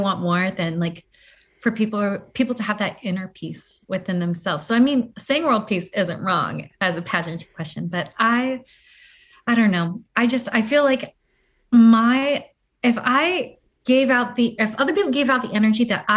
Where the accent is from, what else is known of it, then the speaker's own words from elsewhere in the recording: Hawaii, United States; now in Tampa, United States; I was actually born and raised in like Hawaii